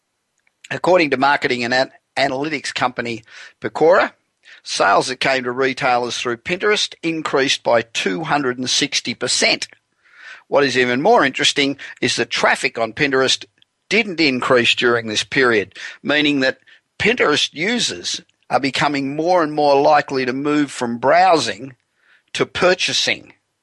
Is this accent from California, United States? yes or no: yes; Los Angeles, California, United States; And I'm broadcasting from my hometown of Los Angeles, where it is cold.